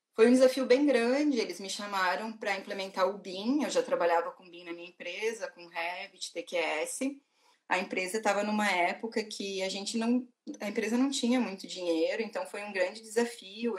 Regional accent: Rio Grande do Sul, Brazil; also born or lived in Porto Alegre; eu sou do Rio Grande do Sul, né? eu morava em Porto Alegre, morei 11 anos em Porto Alegre

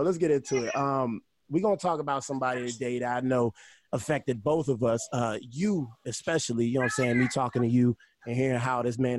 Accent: Pittsburgh, Pennsylvania, United States; I'm an East Coast, you know, I'm from Pittsburgh

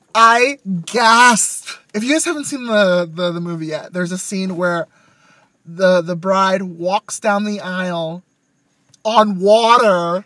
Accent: Westminster, California, United States; Growing up in Little Saigon

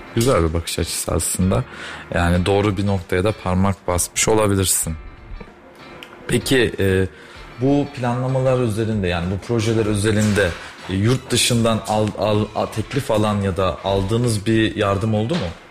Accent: Kayseri, Kayseri Province, Turkey; Ben Kayseriliyim

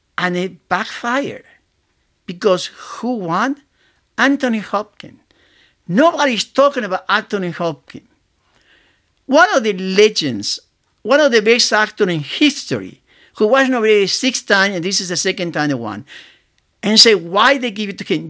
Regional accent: Argentina; moved away as an adult; I grew up in Argentina, uh, in South America, and I came here when I was nineteen

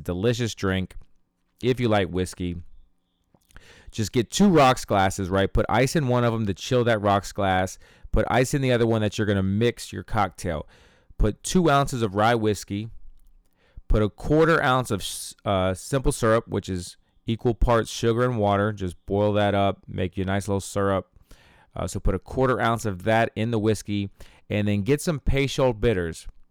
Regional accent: Ohio, United States; my hometown here in Ohio

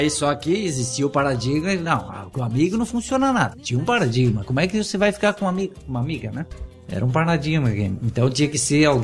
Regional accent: Rio Grande do Sul, Brazil; moved away; also born or lived in Florianópolis; Grande do Sul, daí vim para Florianópolis, daí quando me formei em Florianópolis, eu retornei pro, na minha terra natal

